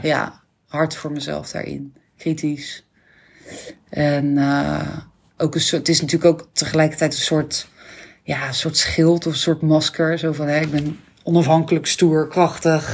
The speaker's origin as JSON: {"language": "Dutch", "town": "Rockanje", "region": "South Holland", "country": "Netherlands", "tie": "born or raised there", "said": "opgegroeid in Rokanje. Een heel kneuterig dorpje onder Rotterdam"}